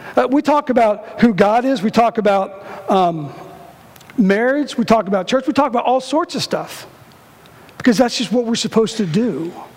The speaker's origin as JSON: {"language": "English", "town": "Cincinnati", "region": "Ohio", "country": "United States", "said": "I'm from Cincinnati"}